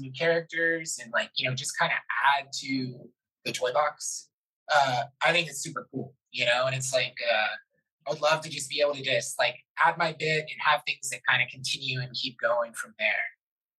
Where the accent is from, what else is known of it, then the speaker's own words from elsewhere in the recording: Florida, United States; I'm from Florida.